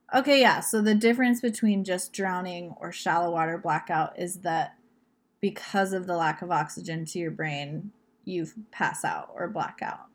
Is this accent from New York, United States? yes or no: no; Southern Virginia, United States; We're from Southern Virginia.